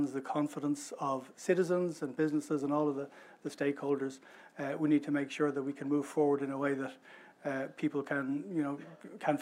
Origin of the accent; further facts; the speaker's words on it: Ireland; Ireland, we're one of the voices, we're one of the member states that has a voice on this, but we're a small, open trading economy.